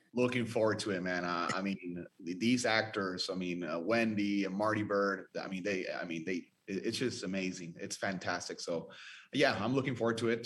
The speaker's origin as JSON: {"language": "English", "country": "Venezuela", "moved": "yes", "lives_now": "Dallas, United States", "said": "I'm from Venezuela"}